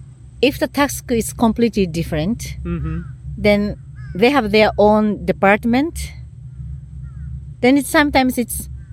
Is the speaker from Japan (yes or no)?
yes; Japan; first language Japanese; English is a second language; moved away as an adult; also born or lived in Netherlands; I couldn't speak any English, any Dutch, nothing, only Japanese. And I was living in a village.